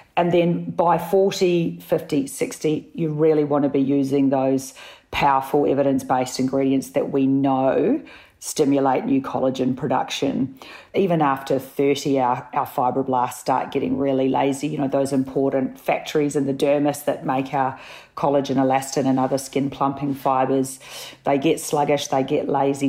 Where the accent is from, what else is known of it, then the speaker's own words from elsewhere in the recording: New Zealand; also born or lived in Sydney; now in Melbourne, Australia; I'm a Kiwi